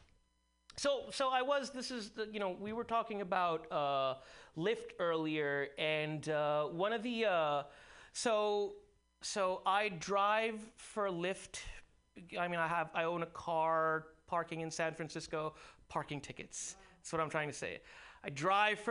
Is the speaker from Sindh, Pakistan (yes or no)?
yes; Karachi, Sindh, Pakistan; moved away; I actually did go to high school with him. Yeah, in Karachi